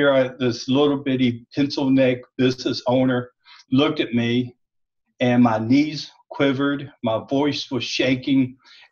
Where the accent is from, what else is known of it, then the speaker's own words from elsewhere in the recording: South Mississippi, United States; now in Nashville, United States; I grew up in South Mississippi.